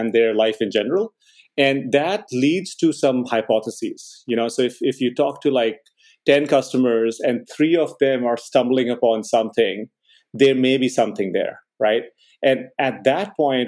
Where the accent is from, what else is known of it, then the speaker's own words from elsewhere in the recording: India; moved away as an adult; also born or lived in Boston; I grew up in India, and I did engineering